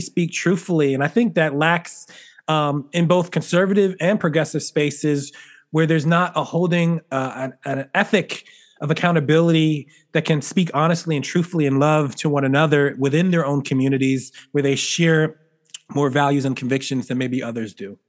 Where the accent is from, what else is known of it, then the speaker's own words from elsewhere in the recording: Philadelphia, Pennsylvania, United States; I grew up in Philly where you know it's a Eagles